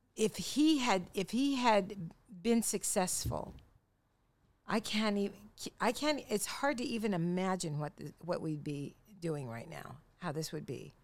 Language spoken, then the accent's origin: English; Longview, Washington, United States; we're from Longview